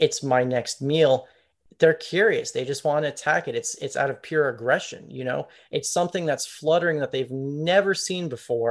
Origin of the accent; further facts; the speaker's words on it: Pompano Beach, Florida, United States; So I'm from Southeast Florida. I'm from Pompano Beach, which is just above Fort Lauderdale